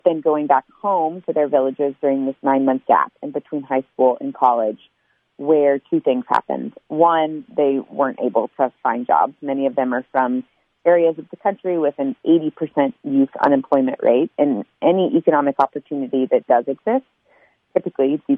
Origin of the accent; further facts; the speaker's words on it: United States; I would go home to the United States